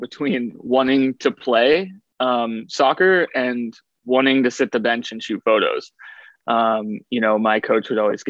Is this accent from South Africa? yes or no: no; Ohio, United States; also born or lived in Western Pennsylvania / Western New York; I moved around a lot as a kid. I was born in Western Pennsylvania, lived in Western New York, and then went to high school outside of Columbus, Ohio.